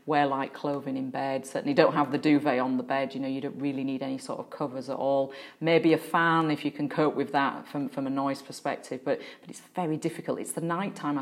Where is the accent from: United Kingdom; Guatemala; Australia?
United Kingdom; Yorkshire and the Humber; I was growing up in Yorkshire and I was probably about seven at the time.